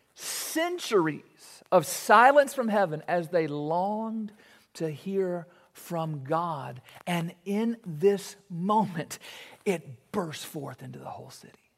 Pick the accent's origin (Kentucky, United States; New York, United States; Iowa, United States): Kentucky, United States; Warren East High School; playing basketball at Warney's High School